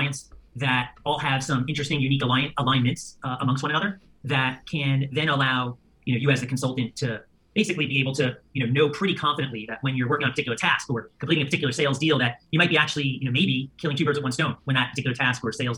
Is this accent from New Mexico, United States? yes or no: no; New York, United States; as a New Yorker, I'm a very hard worker